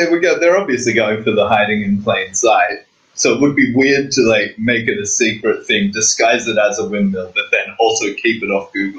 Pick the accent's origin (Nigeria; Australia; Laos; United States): Australia; because I'm from Australia that I'm so chill.